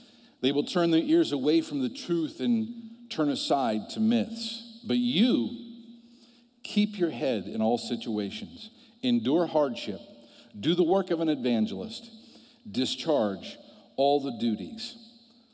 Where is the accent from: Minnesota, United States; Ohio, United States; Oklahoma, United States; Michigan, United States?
Ohio, United States; I'm from Ohio.